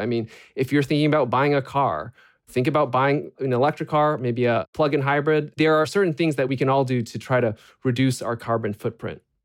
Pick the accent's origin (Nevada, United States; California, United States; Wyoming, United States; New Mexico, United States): California, United States; Bay Area; growing up in the Bay Area